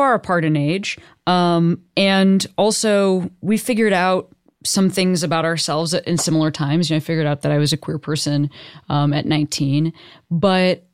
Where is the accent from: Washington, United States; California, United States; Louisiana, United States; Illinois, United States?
Illinois, United States; Western Springs; I'm from Western Springs, which is not that far away. That's where I grew up